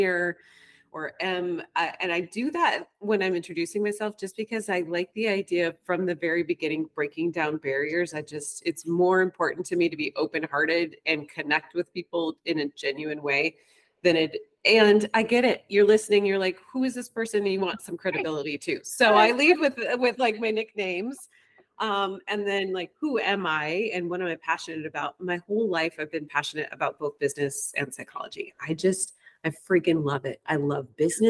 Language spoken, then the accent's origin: English; Ann Arbor, Michigan, United States; also born or lived in Spain / Colorado / Hawaii / New York City; now in New York, United States; I grew up in Ann Arbor, Michigan